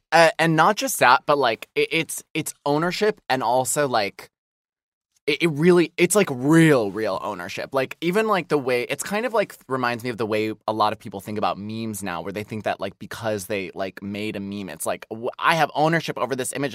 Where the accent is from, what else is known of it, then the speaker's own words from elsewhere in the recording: Midwest, United States; moved away as an adult; I grew up in the Midwest